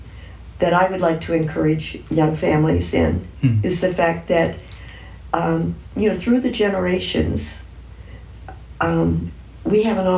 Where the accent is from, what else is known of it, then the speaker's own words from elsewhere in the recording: Ohio, United States; I grew up in Ohio